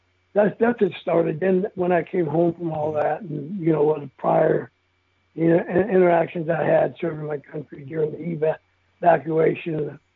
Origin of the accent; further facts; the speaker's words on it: El Paso, Texas, United States; when I moved back to El Paso, my hometown where I was born